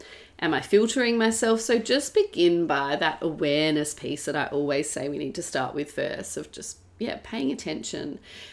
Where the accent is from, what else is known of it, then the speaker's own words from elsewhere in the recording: Perth, Western Australia, Australia; now in Melbourne, Australia; so I grew up in Perth for most of my teenage years, and then I moved to Melbourne